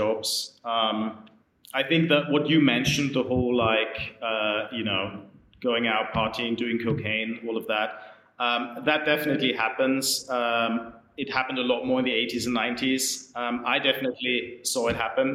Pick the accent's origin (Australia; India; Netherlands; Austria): Austria; now in London, United Kingdom; I'm from Austria